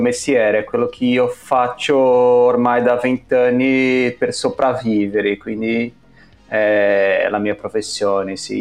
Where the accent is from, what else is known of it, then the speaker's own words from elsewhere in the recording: São Paulo, Brazil; Italian is a second language; moved away as an adult; now in Milan, Italy; noi due siamo cresciuti, nati e cresciuti a San Paolo